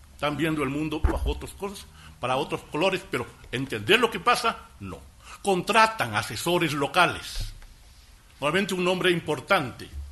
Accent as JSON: {"language": "Spanish", "country": "Ecuador", "said": "mi experiencia como embajador ecuatoriano en el Japón"}